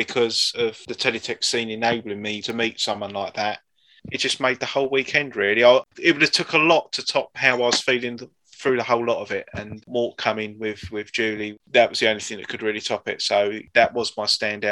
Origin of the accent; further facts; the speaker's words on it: United Kingdom; in our DNA as being British